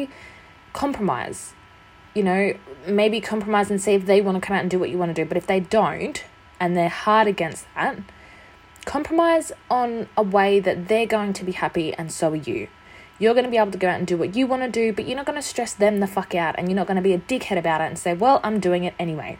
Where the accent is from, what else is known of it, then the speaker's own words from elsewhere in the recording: Australia; I'm an Australian. We don't really celebrate Halloween.